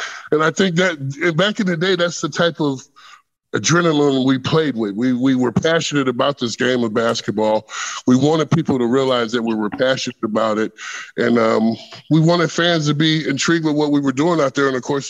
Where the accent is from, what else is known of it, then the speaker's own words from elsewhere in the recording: Indiana, United States; Larry Bird is my idol. I grew up in Indiana, not too far from Larry Bird.